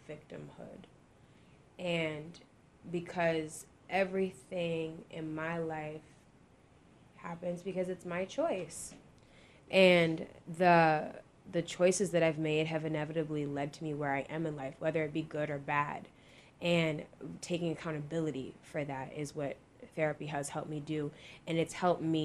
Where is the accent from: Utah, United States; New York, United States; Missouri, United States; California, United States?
New York, United States; Rochester; I'm Jamaican, and I'm from Rochester